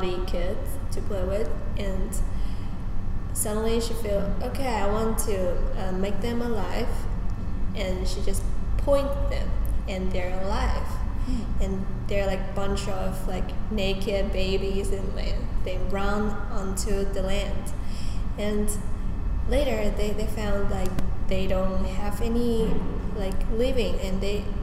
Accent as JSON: {"language": "English", "country": "China", "moved": "yes", "said": "I'm from China, and I'm Chinese, and I'm Asian"}